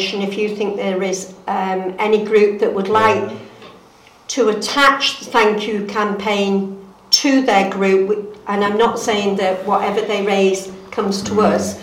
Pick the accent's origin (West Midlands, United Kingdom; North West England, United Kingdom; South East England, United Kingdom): North West England, United Kingdom; Barnton; also born or lived in Grappenhall, Cheshire; I'm actually from Barnton, but I was born in Grappenhall, in Stockton Heath. So I am a local girl